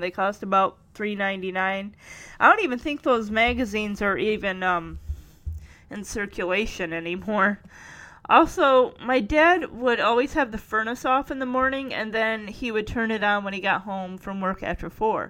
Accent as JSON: {"language": "English", "town": "Lowell", "country": "United States", "tie": "born or raised there", "said": "Lowell, my hometown"}